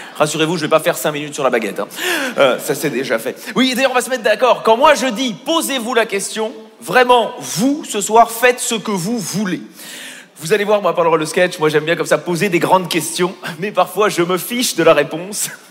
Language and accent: French; Belgium; Je suis belge